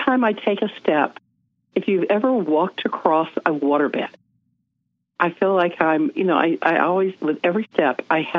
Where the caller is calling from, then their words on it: Salt Lake City, Utah, United States; So I'm coming from Salt Lake. Let's just say I am not impressed with Utah's medical field. I'm not from Utah, and when I can get out of here, I will.